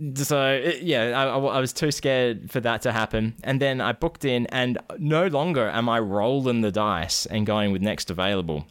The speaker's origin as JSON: {"language": "English", "country": "Australia", "moved": "yes", "lives_now": "United States", "said": "I'm actually from Australia"}